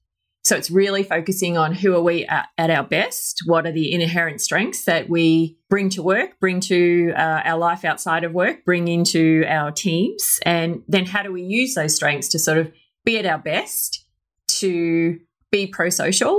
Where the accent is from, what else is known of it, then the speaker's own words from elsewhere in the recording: Australia; accent: Australian; you could probably tell from my accent, I am Australian. Mm-hmm. I grew up in a very small little country town in Australia.